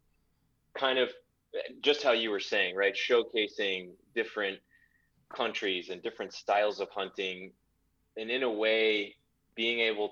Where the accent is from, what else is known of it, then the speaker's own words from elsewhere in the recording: Dallas, Texas, United States; moved away as an adult; also born or lived in Los Angeles / Tanzania; now in Livingston, United States; moved back to Dallas, my hometown